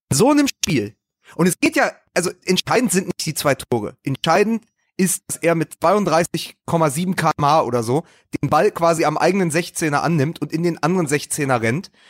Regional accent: Dortmund, North Rhine-Westphalia, Germany; Ich meine, als Dortmunder, also jeder Dortmunder kann

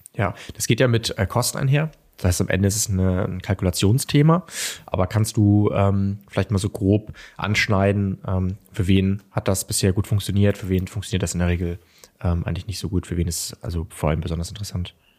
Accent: Kiel, Schleswig-Holstein, Germany; ich will mich als Kieler nicht beschweren

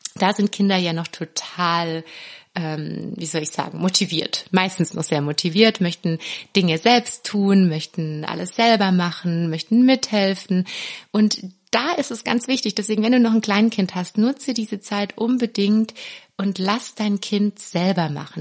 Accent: Swabia, Germany; ich bin ja Schwäbin

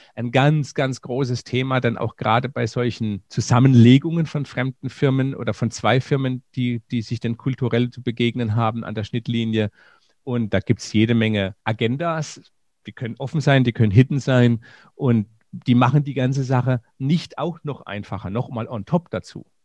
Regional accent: Germany; bei uns in Deutschland

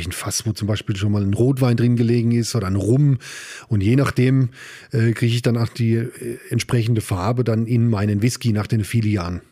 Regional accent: Amorbach, Bavaria, Germany; moved away as an adult; also born or lived in Upper Palatinate; ich bin aus Ammerbach

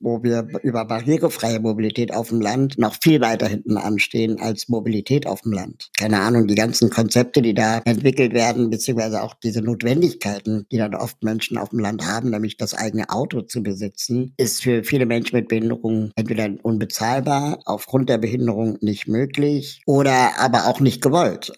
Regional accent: Berlin, Germany; ich bin in Berlin aufgewachsen

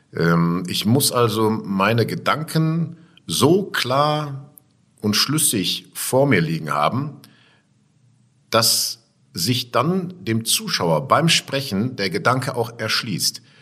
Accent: Essen, North Rhine-Westphalia, Germany; ich bin unten am Baldnersee groß geworden in Heisingen und das verknüpfe ich mit meiner Kindheit

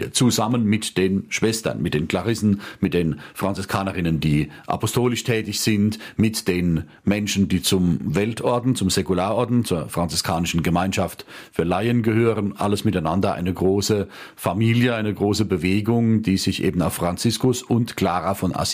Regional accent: Rhineland-Palatinate, Germany; Sieben Kilometer von meinem Heimatort entfernt ist ein Konvent meiner Mitbrüder bis heute in Oggersheim bei Ludwigshafen am Rhein.

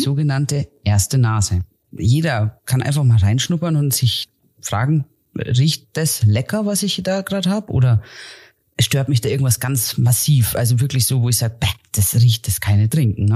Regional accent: Germany; wie ich, die jetzt aufgewachsen ist im Alpenvorland

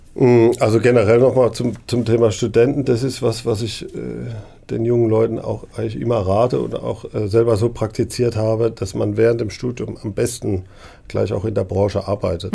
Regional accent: Neckargemünd, Baden-Württemberg, Germany; Ich komme äh, aus der Gegend, ich bin in Neckargemünd aufgewachsen

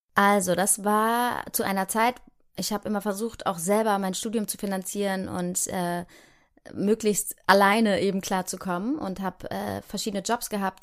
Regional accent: Heidelberg, Baden-Württemberg, Germany; wenn ich jetzt da in Heidelberg, wo ich herkomme, vorbeilaufe, dann weiß ich, ah ja, hier war mein Kindergarten

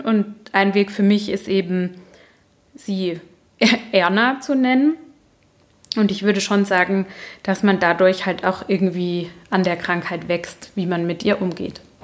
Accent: Baden-Württemberg, Germany; accent: Badisch; ich komme aus Baden und da hat man einen ziemlich äh, starken Dialekt, wenn man ihn denn spricht.

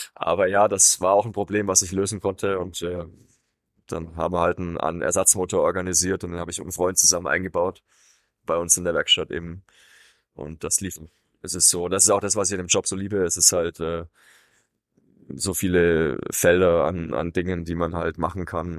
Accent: Swabia, Germany; moved away; in einem schwäbischen Raum, wo ich herkomme

